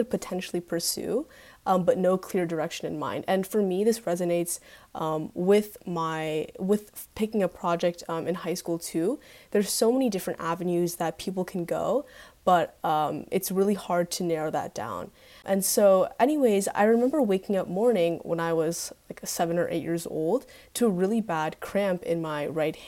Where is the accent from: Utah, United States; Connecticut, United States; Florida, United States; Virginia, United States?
Connecticut, United States; Greenwich; I'm from Greenwich, and I go to Greenwich High School currently.